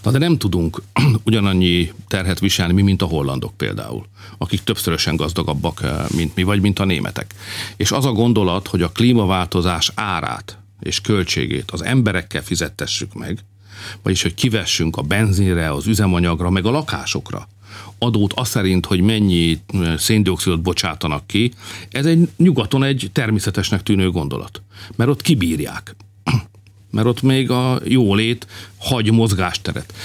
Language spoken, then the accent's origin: Hungarian; Hungary; Hát magyarok vagyunk